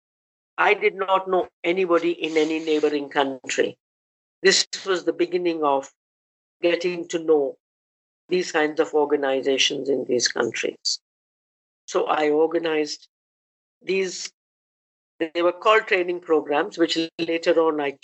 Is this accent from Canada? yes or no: no; India; also born or lived in Germany; I, as an Indian